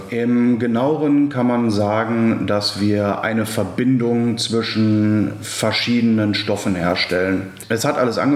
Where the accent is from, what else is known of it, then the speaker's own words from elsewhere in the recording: Essen, North Rhine-Westphalia, Germany; now in Düsseldorf, Germany; ich bin 26 Jahre alt, gebürtiger Ruhrgebietler aus Essen, auch hier, wo das Unternehmen ähm, einen Standpunkt hat oder das die, die Zentrale ist, wohne mittlerweile in Düsseldorf